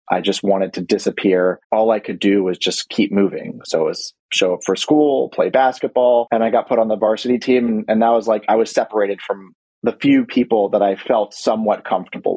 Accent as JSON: {"language": "English", "town": "Washington", "region": "District of Columbia", "country": "United States", "tie": "born or raised there", "said": "I was born and raised in Washington, D.C."}